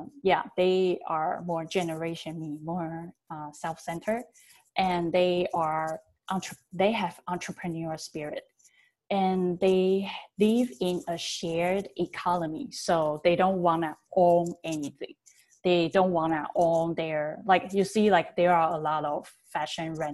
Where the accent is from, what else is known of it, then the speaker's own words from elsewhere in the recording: Taiwan; I was born and raised in Taiwan